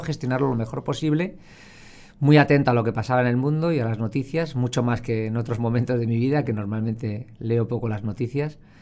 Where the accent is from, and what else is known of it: Spain